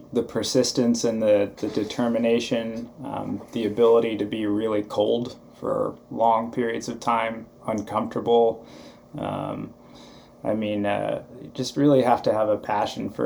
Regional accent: Santa Cruz, California, United States; also born or lived in Bigfork, Montana; I split time growing up between Santa Cruz, California and Big Fork, Montana

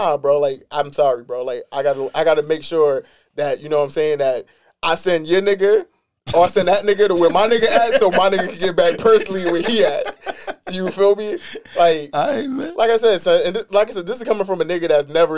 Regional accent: New York City, New York, United States; Even at 14, the way I'm from East New York

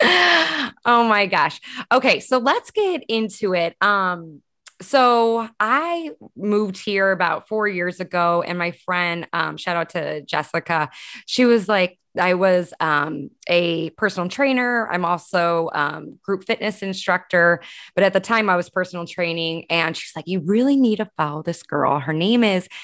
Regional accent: Chicago, Illinois, United States; moved away as an adult; also born or lived in Columbus, Indiana / Greenwood, Indiana; So I'm from Chicago, but after Chicago, after growing up in like the Northwest suburbs of Illinois

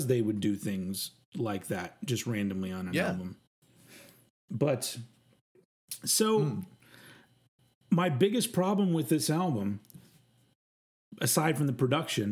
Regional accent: United States; I'm American

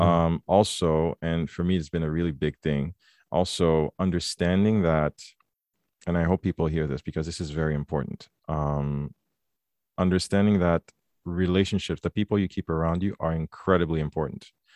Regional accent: Quebec, Canada; also born or lived in Haiti; growing up in Quebec

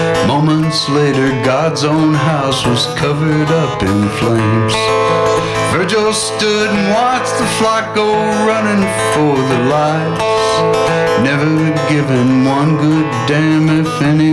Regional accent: the South, United States; I was extremely fortunate that I grew up in the South in a very racist part of the country

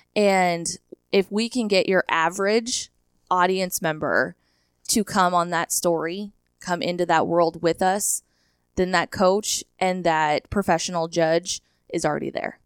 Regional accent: Hershey, Nebraska, United States; originally from Hershey High School, Hershey, Nebraska, a little town right outside of North Platte. I attended a country school, K through eight, at a one-room schoolhouse

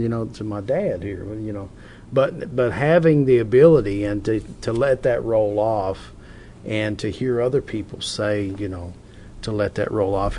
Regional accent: Hazard, Kentucky, United States; I'm from Hazard

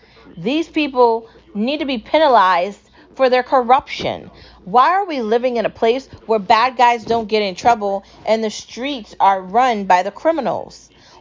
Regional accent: United States; I love being American

